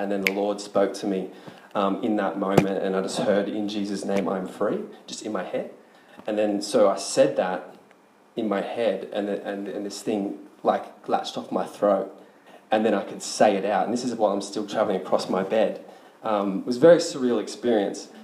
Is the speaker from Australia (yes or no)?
yes; Sydney, New South Wales, Australia; I'm from Sydney